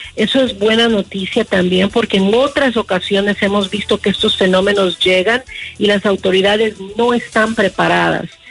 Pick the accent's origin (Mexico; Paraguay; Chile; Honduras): Honduras; como hondureña